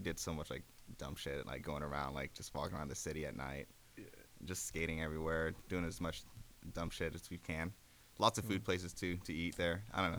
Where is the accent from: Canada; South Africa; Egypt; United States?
United States; Gardena, California; we're from Gardena.